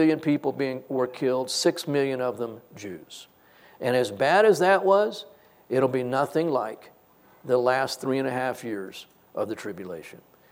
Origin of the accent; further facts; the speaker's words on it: United States; also born or lived in Texas; I am not American